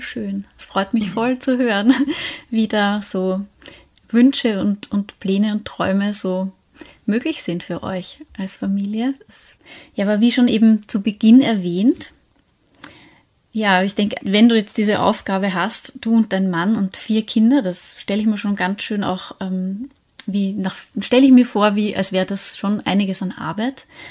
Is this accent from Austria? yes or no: yes; Austria; bei uns in Österreich